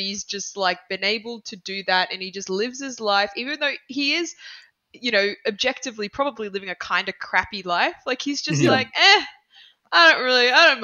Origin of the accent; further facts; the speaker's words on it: Australia; also born or lived in Florence, Italy; I'm Australian.